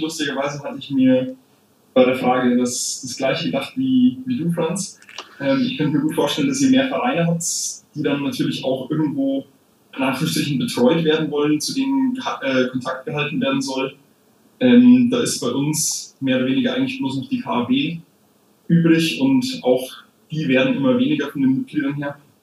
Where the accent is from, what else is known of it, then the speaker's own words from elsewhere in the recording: Munich, Bavaria, Germany; ich komme aus dem München Osten und dementsprechend ist da auch meine, meine Pfarrei